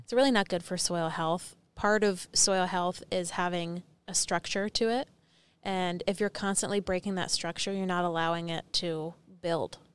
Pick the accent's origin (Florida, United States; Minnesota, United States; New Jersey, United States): New Jersey, United States; I was from New Jersey